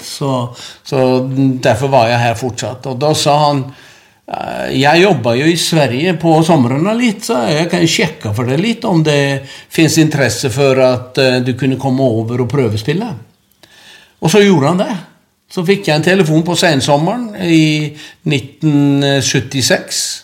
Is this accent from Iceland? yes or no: yes; Akranes, Western Region, Iceland; Norwegian is a second language; moved away as an adult; also born or lived in Norway; Det er moderklubben min, og det er der jeg vokste opp